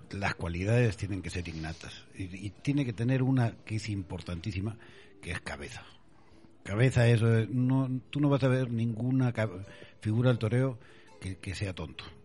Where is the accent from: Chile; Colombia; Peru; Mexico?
Peru; Andes; Yo vengo del Perú, en los Andes, que, que, hay corridas de toros